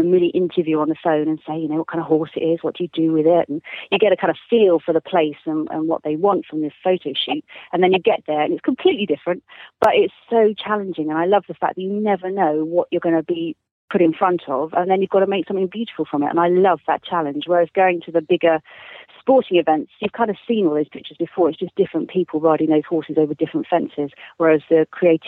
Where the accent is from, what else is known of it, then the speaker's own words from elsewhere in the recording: Scotland, United Kingdom; I am Scottish